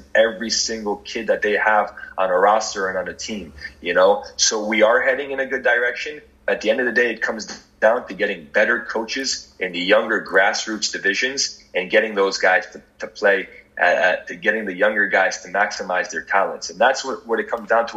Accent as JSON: {"language": "English", "country": "United States", "tie": "born or raised there", "moved": "yes", "said": "When I was a youngster growing up in America"}